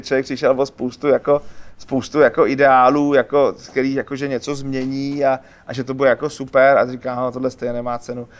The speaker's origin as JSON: {"language": "Czech", "country": "Czechia", "said": "my Češi jsme takový nešikovný myšmaš něco mezi Polákama a Němcema"}